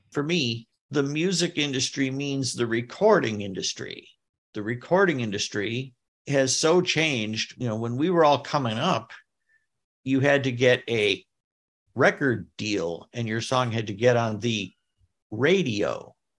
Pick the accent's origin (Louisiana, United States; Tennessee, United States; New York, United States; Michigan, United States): Michigan, United States; Detroit; my hometown baseball team, the Detroit Tigers